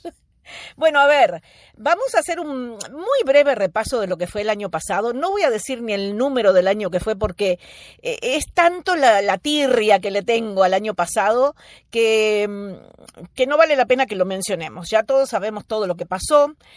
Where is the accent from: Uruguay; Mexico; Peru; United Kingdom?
Uruguay; moved away; also born or lived in United States; estoy en Uruguay, porque este es el país donde nací